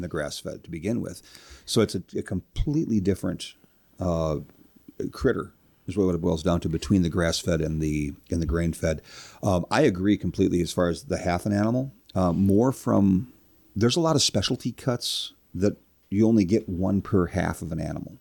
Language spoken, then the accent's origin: English; Minneapolis, Minnesota, United States; also born or lived in Rush City, Minnesota / Kerkhoven, Minnesota; I'm from the Minneapolis St. Paul area